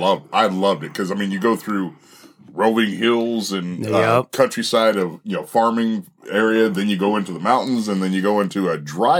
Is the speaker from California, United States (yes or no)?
yes; Bakersfield, Southern California, United States; moved away; I'm partial to my hometown and Lengthwise Brewery.